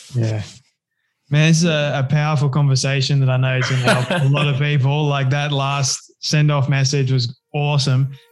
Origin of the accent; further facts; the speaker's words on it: Australia; I'm I'm Aussie